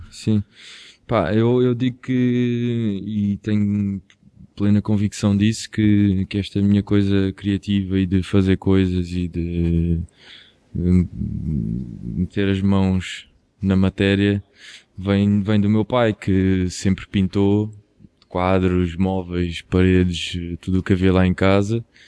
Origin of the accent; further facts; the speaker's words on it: Quinta do Anjo, Setúbal, Portugal; eu sou de Quinta do Anjo, que é perto de Palmela, perto de Setúbal